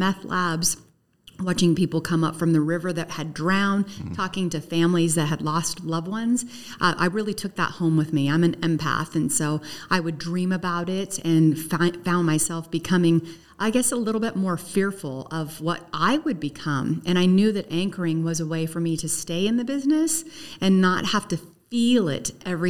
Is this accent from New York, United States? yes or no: no; Sacramento, California, United States; My backstory is that I came from Sacramento almost 26 years ago, and I was a reporter.